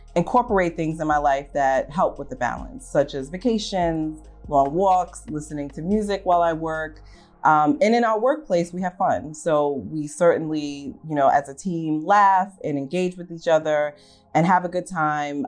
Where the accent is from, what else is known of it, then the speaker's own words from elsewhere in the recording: New York City, New York, United States; I'm native New Yorker, um, grew up in Staten Island